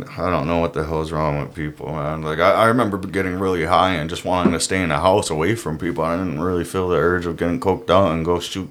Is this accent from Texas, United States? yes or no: no; Syracuse, New York, United States; moved away; I grew up in Syracuse